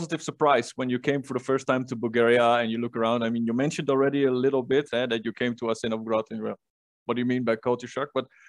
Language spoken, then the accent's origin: English; Netherlands; English is a second language; I'm from Holland